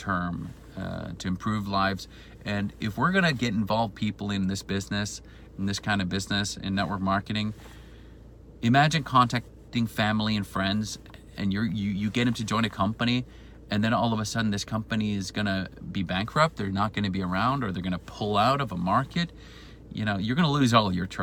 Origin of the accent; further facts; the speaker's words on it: Sweden; also born or lived in Spain; I'm originally from Sweden.